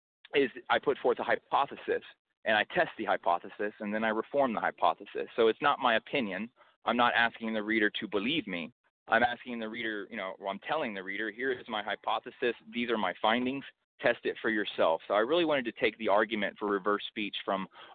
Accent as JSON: {"language": "English", "town": "Houston", "region": "Texas", "country": "United States", "said": "I'm from Houston"}